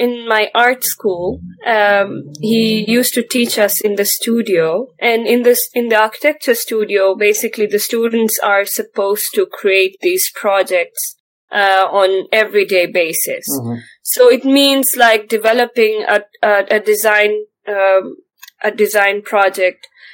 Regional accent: northern Pakistan, Pakistan; moved away as an adult; now in Cambridge, United Kingdom; from North Pakistan, basically from the feet of the greatest mountains in the world.

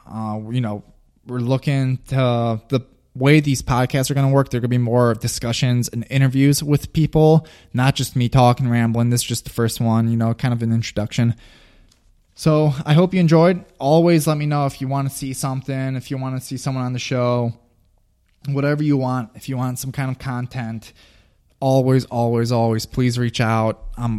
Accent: Long Grove, Illinois, United States; I grew up in Long Grove, Illinois, which is a suburb of Chicago. Both my parents are immigrants from Eastern Europe.

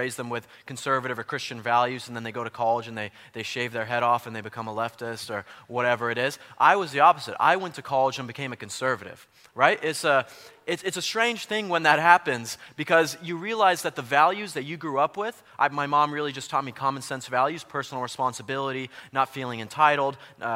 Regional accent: Colorado, United States; I'm from Colorado, and growing up my entire life, I was a liberal atheist

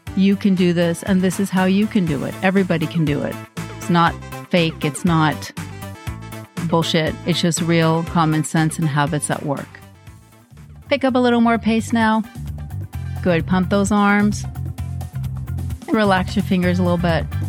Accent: Norway; I grew up in Norway

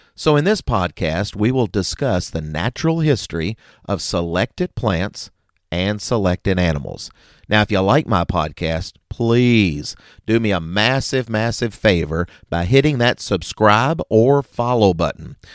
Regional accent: Kentucky, United States; in my home state, Kentucky

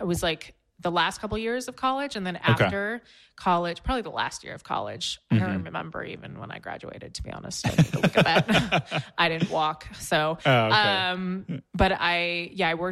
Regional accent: Antioch, California, United States; moved away as an adult; also born or lived in Orange County; now in New York, United States; I'm from the Bay Area, so was raised in Antioch, which is like a tiny little town

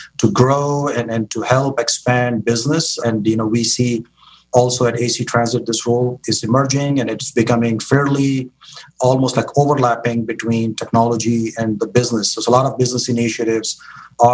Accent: Karachi, Sindh, Pakistan; moved away as an adult; now in San Francisco Bay Area, United States; born and raised in Karachi, Pakistan, you know, came to the United States for my higher education

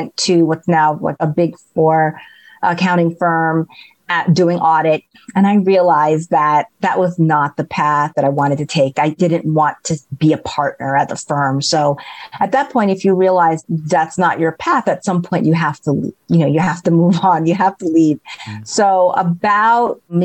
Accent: New York City, New York, United States; I grew up in Queens in New York

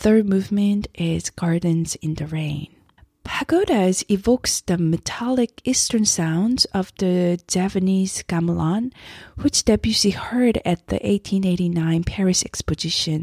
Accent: South Korea; moved away; As I grew up in Korea myself

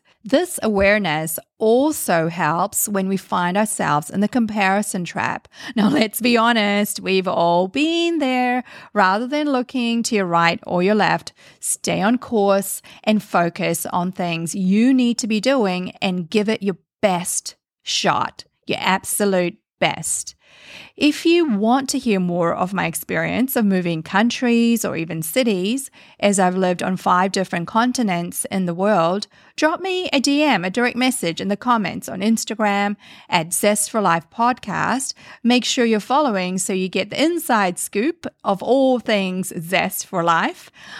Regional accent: New Zealand; now in Canada; Canada has now been home for many years, hence the accent or a mix of accents all merged into one. When I immigrated from New Zealand to Canada, it was a big leap of faith.

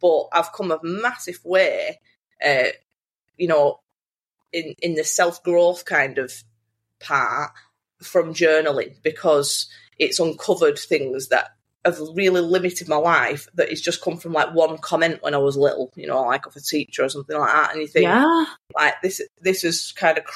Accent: Bolton, North West England, United Kingdom; accent: Bolton; talking in my Bolton accent

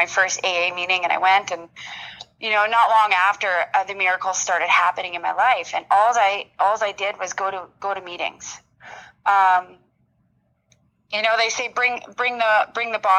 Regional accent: Walkerton, Ontario, Canada; I grew up in a small town in Walkerton, Ontario

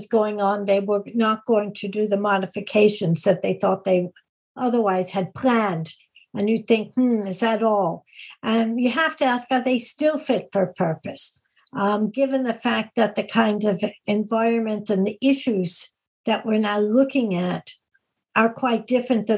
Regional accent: Illinois, United States; I'm from Illinois

